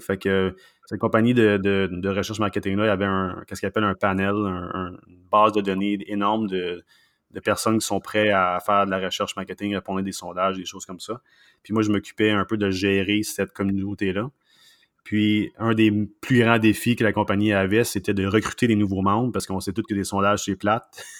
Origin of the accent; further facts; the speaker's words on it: Sherbrooke, Quebec, Canada; moved away as an adult; also born or lived in Vancouver; now in Montreal, Canada; je suis pas de Montréal. Euh, moi, je suis né à euh, une ville qui s'appelle Sherbrooke, une, des, plus grandes villes dans, la province de Québec, évidemment. Puis, non, j'ai, vécu là pendant à peu près 25 ans